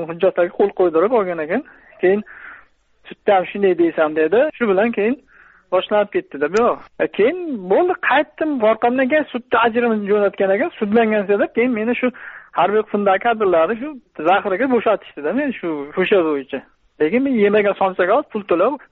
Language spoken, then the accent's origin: Uzbek; Kasbi District, Qashqadaryo Region, Uzbekistan; also born or lived in Chirchiq; qashqadaryo viloyati kasbi tumanida tug'ilganman